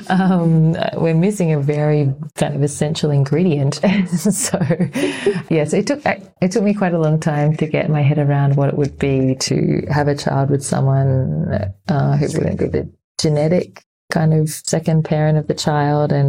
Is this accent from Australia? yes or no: yes; Sydney, New South Wales, Australia; now in Berlin, Germany; I come from Sydney, Australia.